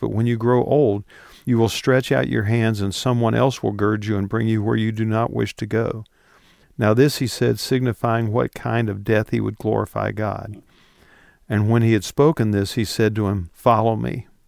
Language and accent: English; West Virginia, United States; moved away; I grew up in West Virginia